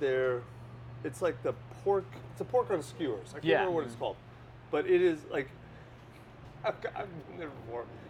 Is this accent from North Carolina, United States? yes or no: no; Kentucky, United States; now in Austin, United States; I grew up in Kentucky